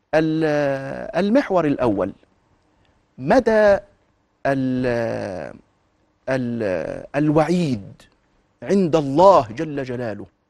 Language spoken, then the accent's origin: Arabic; Egypt; انا كمواطن مصري في المقام الاول مهموم ببلدي